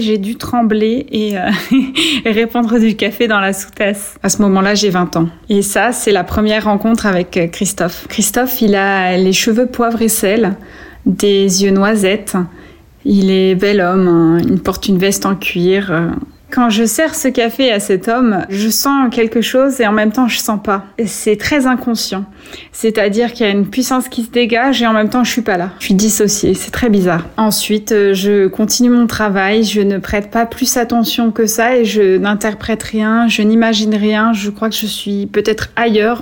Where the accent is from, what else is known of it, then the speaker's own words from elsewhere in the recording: Vierzon, Centre-Val de Loire, France; moved away as an adult; also born or lived in Atlanta, United States; Quand j'arrive à Vierzon, c'est un peu le choc. C'est pourtant la ville où j'ai grandi